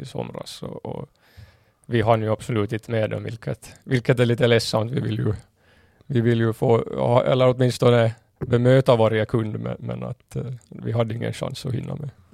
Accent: Kimito, Southwest Finland, Finland; moved away as an adult; now in Åland, Finland; min hemort Kimito

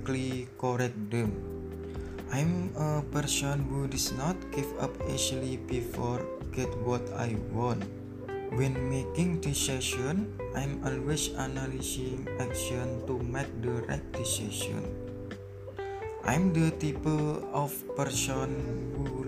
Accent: Demak, Central Java, Indonesia; also born or lived in Surakarta; I was born in Demak, January 22, 2001. I live in Buatorjo, Wonosalam, Demak, Central Java.

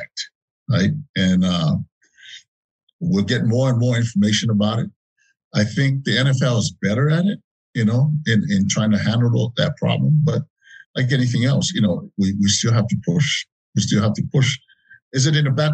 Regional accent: Samoa; moved away; When I grew up in Samoa

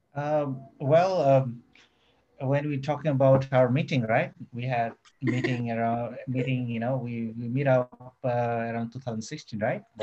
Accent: Nepal; moved away as an adult; now in Surabaya, Indonesia; I born in Nepal. I born in Nepal

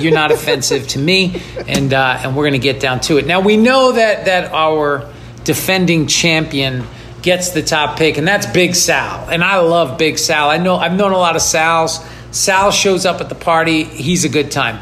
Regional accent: New York, United States; now in Los Angeles, United States; I'm from New York. I live in LA now.

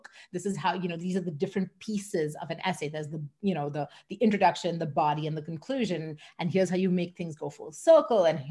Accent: Mumbai, Maharashtra, India; moved away as an adult; also born or lived in London, England / Singapore; now in Canada; I grew up in Mumbai in India

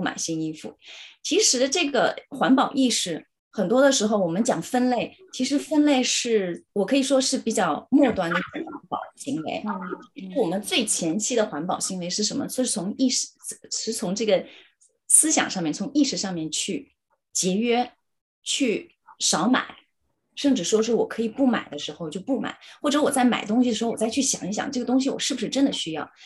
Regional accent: China; moved away as an adult; now in Cambridge, United Kingdom; 我们是中国人

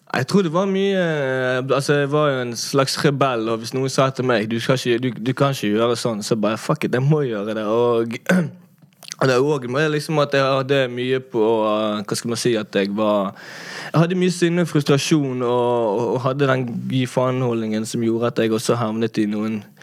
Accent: Bergen, Vestland, Norway; jeg er jo fra Laksevåg, men jeg gikk jo altså Laksevåg

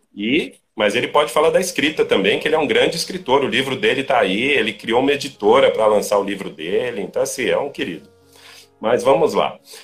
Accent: Brazil; nós aqui no Brasil

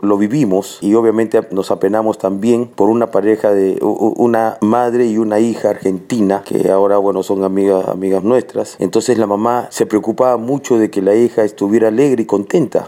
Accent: Peru; Yo soy de Perú

